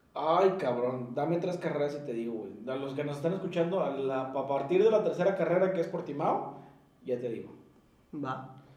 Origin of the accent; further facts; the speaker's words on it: Monterrey, Nuevo León, Mexico; somos mexicanos, somos regios